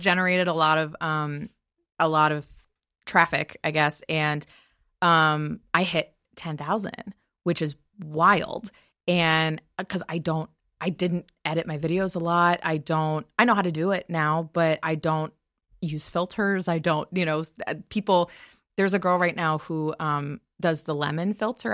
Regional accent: Michigan, United States; moved away as an adult; now in Los Angeles, United States; I remember growing up in Michigan and I, um, I love LA. I love living here

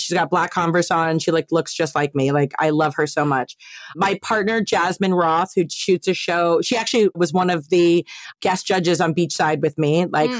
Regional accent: East Coast, United States; now in West Coast, United States; Like growing up on the East Coast, and obviously like all my family still lives on the East Coast.

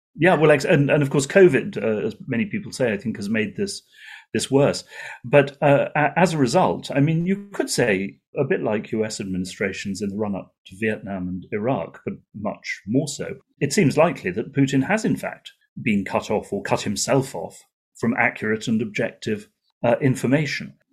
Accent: United Kingdom; as a British journalist

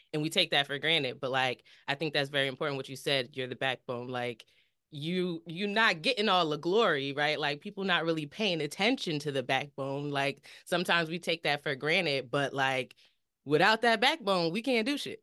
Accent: New Jersey, United States; we're from Jersey

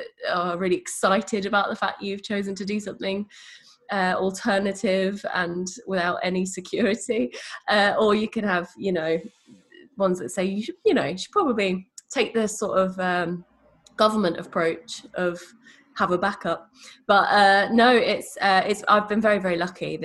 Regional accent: Leigh-on-Sea, East of England, United Kingdom; moved away; I grew up in a seaside town called Leigh-on-Sea in Essex

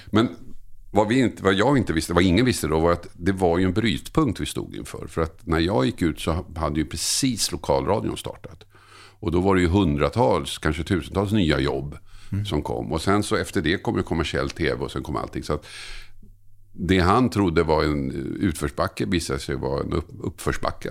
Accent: Tumba, Stockholm County, Sweden; also born or lived in Södertälje / Oskarshamn; där jag växte upp i Tumba

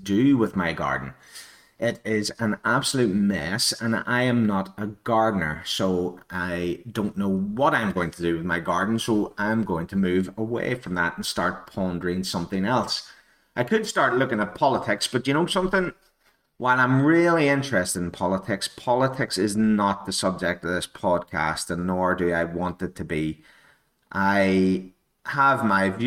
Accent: Northern Ireland, United Kingdom; I am a native of Ireland, Northern Ireland to be more specific, but I consider myself to be Irish

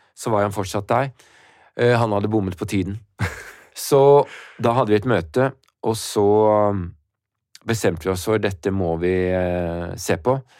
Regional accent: Norway; Jeg kommer fra Norge

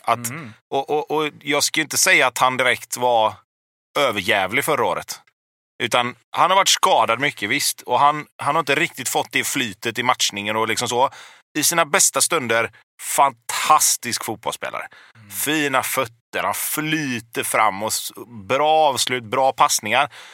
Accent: Gothenburg, Västra Götaland, Sweden; jag är uppväxt på Hisingen

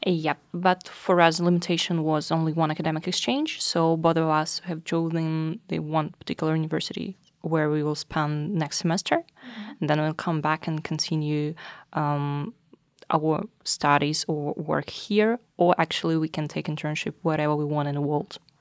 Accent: Russia; moved away as an adult; now in Norway; I'm from Russia.

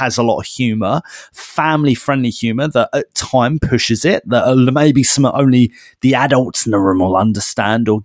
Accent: United Kingdom; We are British and, you know, we probably grew up with Wallace and Gromit

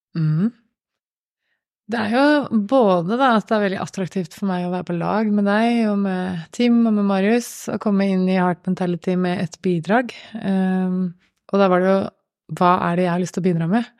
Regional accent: Gjøvik, Innlandet, Norway; på Gjøvik, i min hjemby.

